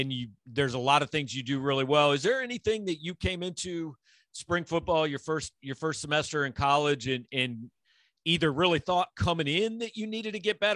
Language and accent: English; Kansas City, United States; I grew up in Kansas City